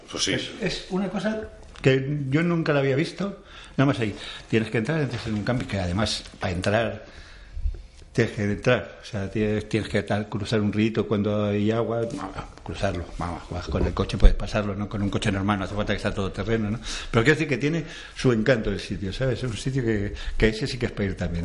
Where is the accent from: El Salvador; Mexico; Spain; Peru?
Spain; yo soy muy, muy español